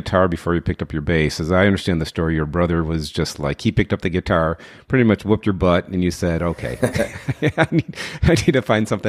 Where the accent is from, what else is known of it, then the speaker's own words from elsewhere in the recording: Detroit, Michigan, United States; I grew up in Detroit, Michigan.